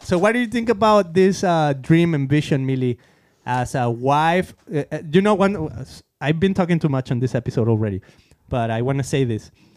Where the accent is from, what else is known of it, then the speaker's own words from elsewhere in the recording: Mexico; moved away; being a Christian growing up in Mexico